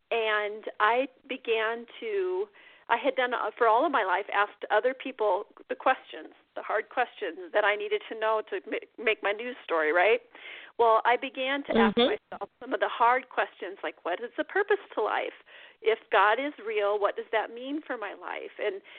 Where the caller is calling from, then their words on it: Iowa, United States; Yeah, I'm calling you from Iowa. It is snowy here. We are actually snowed in our house right now. It's like Snowmageddon. And I am a writer. I write from my farm.